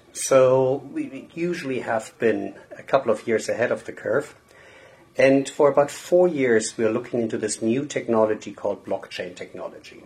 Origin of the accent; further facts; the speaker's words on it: Germany; moved away as an adult; now in United States; I'm born and raised in Germany, but I moved to the US about, oh my God, 20 something years ago.